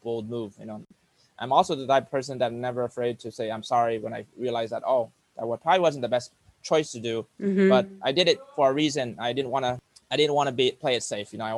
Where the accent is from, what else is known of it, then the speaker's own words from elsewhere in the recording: United States; also born or lived in Cambodia / New York; I grew up in America all my life from the age of 4